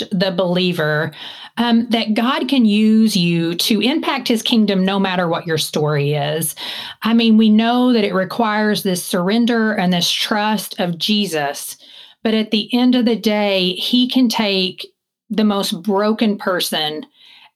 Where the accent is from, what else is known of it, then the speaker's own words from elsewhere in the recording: Eastern Kentucky, United States; moved away; I don't live in Kentucky now, but I grew up in Eastern Kentucky in the mountains, Appalachia